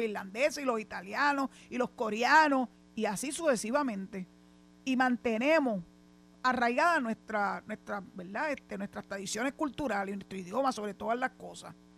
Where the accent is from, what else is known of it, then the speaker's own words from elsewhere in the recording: Puerto Rico; estamos los puertorriqueños